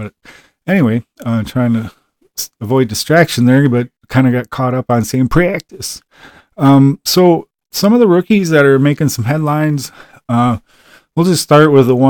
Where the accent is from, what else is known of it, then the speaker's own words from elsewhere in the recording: Wisconsin, United States; accent: Wisconsin; I can really pick up my own Wisconsin accent